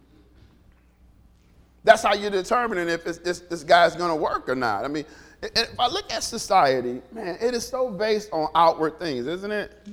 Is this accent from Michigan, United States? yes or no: yes; Detroit, Michigan, United States; Growing up in Detroit